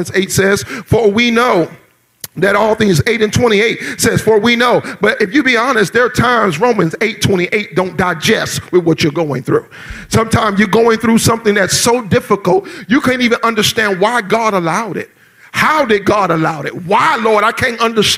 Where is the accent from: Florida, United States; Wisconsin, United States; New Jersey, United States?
Florida, United States; South; I grew up in South Florida, and I grew up during the South Florida riots